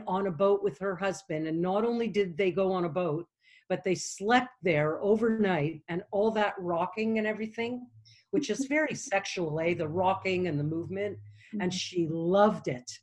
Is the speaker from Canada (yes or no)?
yes; Canada; I'm from Canada